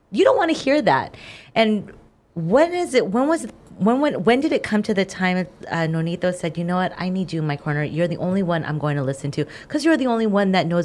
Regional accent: Inglewood, California, United States; I'm from Inglewood.

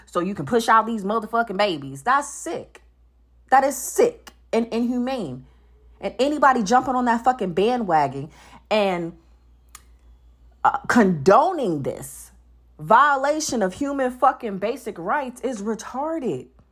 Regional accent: North Carolina, United States; now in Georgia, United States; my home state hasn't jumped on it 'cause I'm from North Carolina.

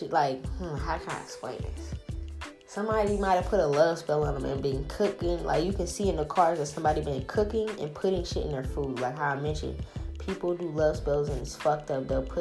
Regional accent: the South, United States; I'm from the South

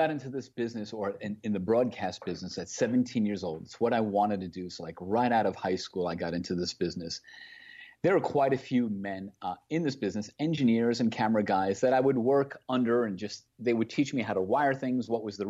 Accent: Queens, New York, United States; accent: Queens accent; I was born and raised in Queens, New York. So as you can imagine, the stereotypical either Brooklyn or Queens accent is something that I had at a younger age.

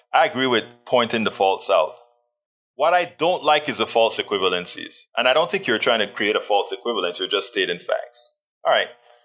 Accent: Panama; I was born in Panama

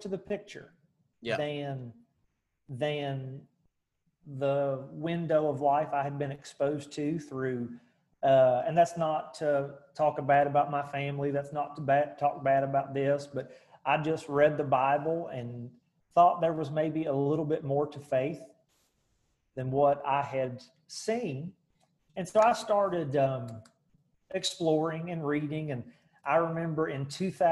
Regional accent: Charleston, West Virginia, United States; I grew up in Charleston, West Virginia

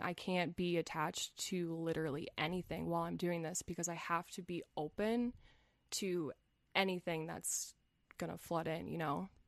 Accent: United States; first language English; I'm from the United States

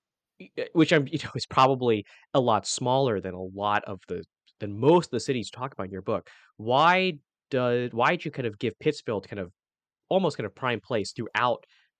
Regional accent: Hong Kong; moved away; also born or lived in Western Massachusetts; So I'm from Hong Kong

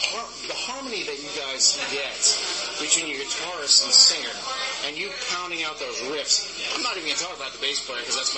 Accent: New York, United States; I'm from New York, dude.

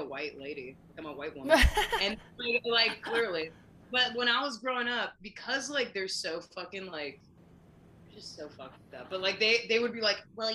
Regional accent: Orange County, California, United States; I grew up in Orange County

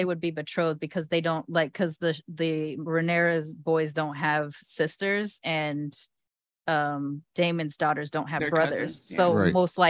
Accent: United Kingdom; I'm British. Or at least partially.

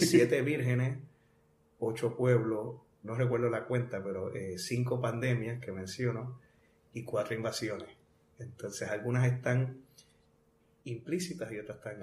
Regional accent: Bayamón, Puerto Rico; also born or lived in Arecibo; Yo soy de Bayamón. De Bayamón. Toda mi familia es de Arecibo. Ah, Papi, mami, este, mis abuelos, todos de Arecibo. Este, pero yo me nací y me crié en Ariametro

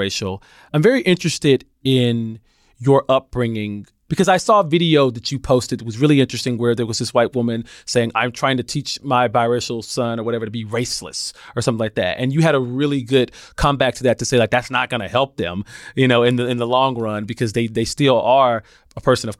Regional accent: Alabama, United States; growing up in Alabama

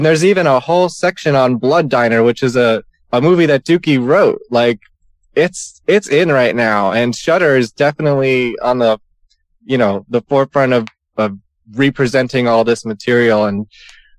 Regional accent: New York, United States; I'm from New York

